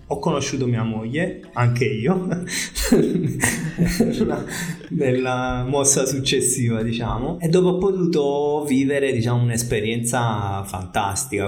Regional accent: Piano di Sorrento, Campania, Italy; moved away as an adult; also born or lived in Netherlands / Scotland / Australia / Brazil; io sono di qua, sono nato, sono nato, e cresciuto qua, a Piano di Sorrento

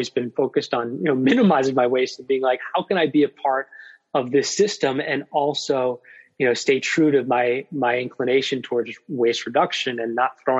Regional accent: Vermont, United States; now in Virginia, United States; I come from Vermont

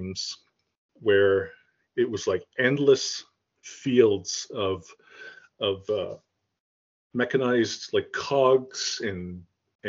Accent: Toronto, Ontario, Canada; also born or lived in Caledon East; I grew up, I was born in Toronto. actually Rexdale, which is like a suburb of Toronto

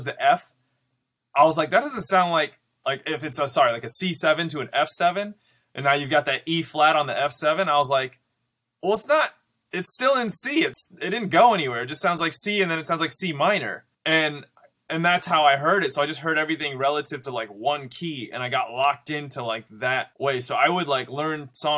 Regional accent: Grand Rapids, Michigan, United States; I'm originally from Grand Rapids, Michigan

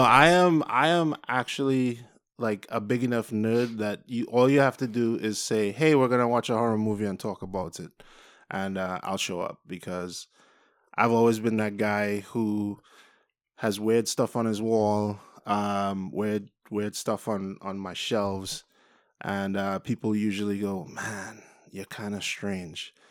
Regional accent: Trinidad & Tobago; I have an accent, so I'm not from the U.S. I'm from Trinidad and Tobago

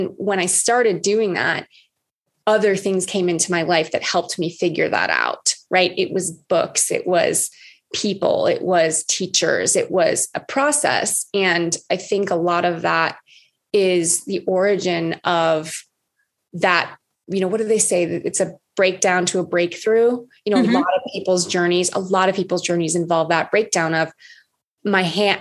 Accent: Oahu, Hawaii, United States; I'm from Oahu. I'm from Hawaii.

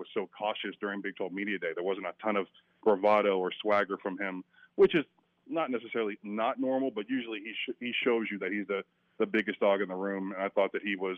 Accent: Stillwater, Oklahoma, United States; Yeah. I love Stillwater. I grew up in Stillwater.

